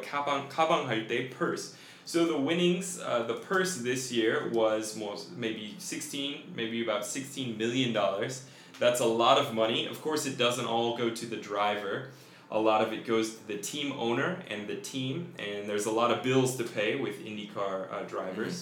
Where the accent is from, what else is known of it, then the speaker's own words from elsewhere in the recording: Colorado, United States; I grew up in Colorado